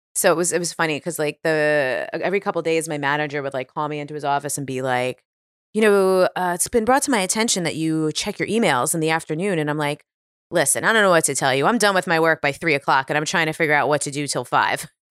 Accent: New York City, New York, United States; moved away as an adult; also born or lived in Washington, D.C. / Hoboken, New Jersey; now in California, United States; growing up on Staten Island

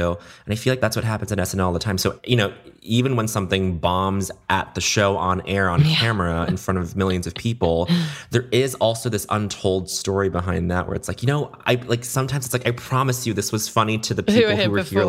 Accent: Brisbane, Queensland, Australia; born there; moved away; also born or lived in Montreal, Canada / United States; I mean, I was born in Brisbane, Australia. We moved to Montreal and then we moved to the US.

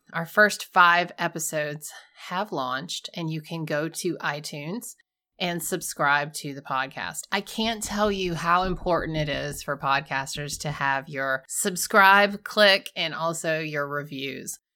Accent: Georgia, United States; We're from Georgia.

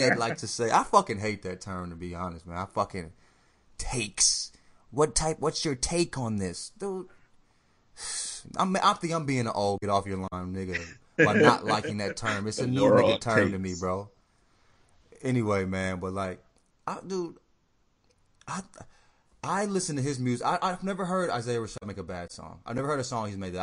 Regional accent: the South, United States; also born or lived in St. Louis, Missouri; I grew up in the South and all that shit. I was born in the Midwest

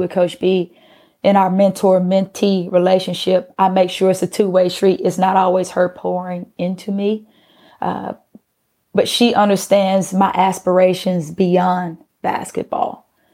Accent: Atlanta, Georgia, United States; also born or lived in Pittsburgh; being that I was from Atlanta

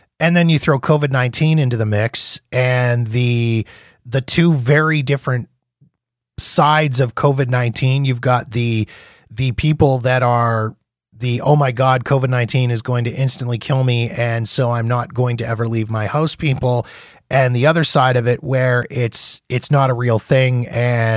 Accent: Canada; as a Canadian

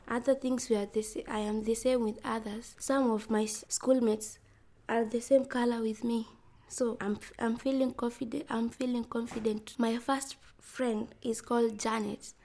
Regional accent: Migori County, Kenya; I'm from Migori County. I'm 12 years old.

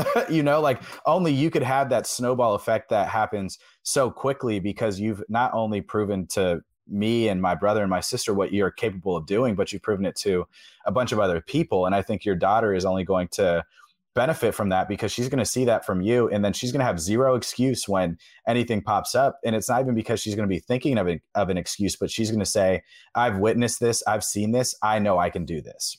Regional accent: Atlanta, Georgia, United States; I growing up in Atlanta

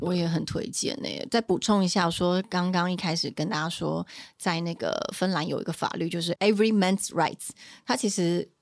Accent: Taiwan; 我是从台湾来的

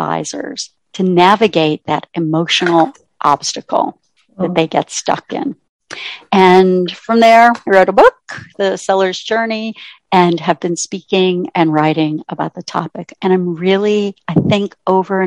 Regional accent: Ontario, Canada; moved away as an adult; now in United States; I grew up in Ontario, Canada, and then went to college here in the US

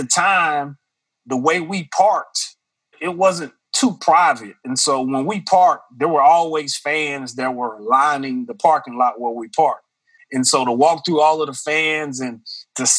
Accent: Longview, Texas, United States; also born or lived in Houston, Texas; I grew up in East Texas. It's a smaller town called Longview where I stayed with my grandparents.

